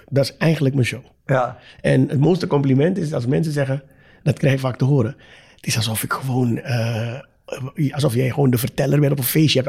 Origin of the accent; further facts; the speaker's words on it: Suriname; Nogmaals, ik kom uit Suriname.